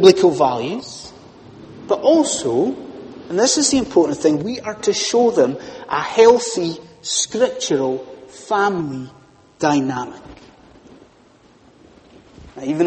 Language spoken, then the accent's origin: English; Scotland, United Kingdom; being a Scotsman